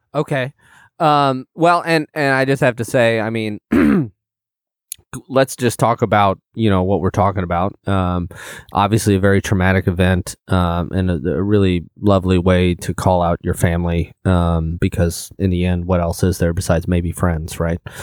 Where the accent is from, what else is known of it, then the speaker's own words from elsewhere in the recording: Illinois, United States; I'm from Illinois as well